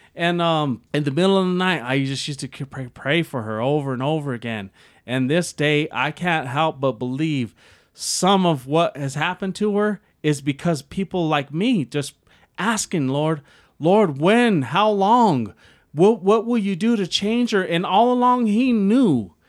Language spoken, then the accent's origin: English; Denver, Colorado, United States; moved away as an adult; also born or lived in Brighton, Colorado; I ended up moving to Brighton, Colorado when I was from South Denver